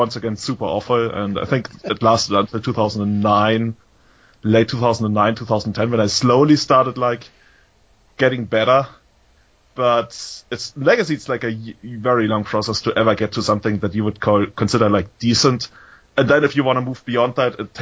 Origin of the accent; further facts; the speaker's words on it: Munich, Bavaria, Germany; I was born in 1985 in Munich